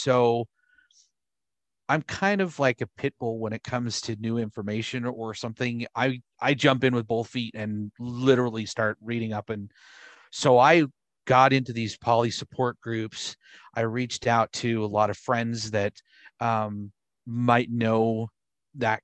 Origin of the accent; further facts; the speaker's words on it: Utah, United States; I grew up in Utah